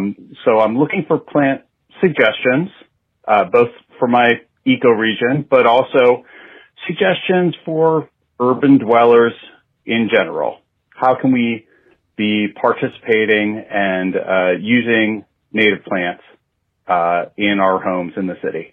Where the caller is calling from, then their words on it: Montreal, Quebec, Canada; I'm calling from Montreal, Quebec, Canada.